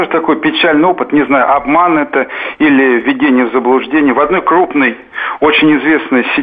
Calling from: Tver, Tver Oblast, Russia; Здравствуйте, я из Твери звоню тоже.

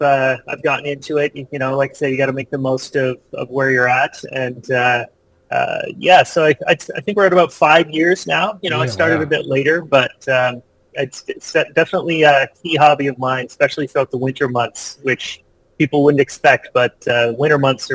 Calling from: British Columbia, Canada; I'm in beautiful Vancouver Island on the west coast of Canada.

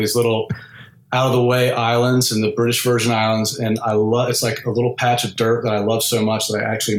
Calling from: Houston, Texas, United States; I've got a finished off garage attic in Houston, Texas.

